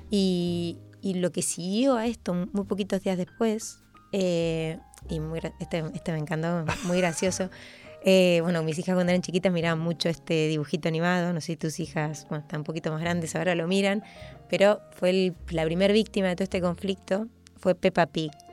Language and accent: Spanish; Argentina; moved away; soy argentina y vuelvo a Argentina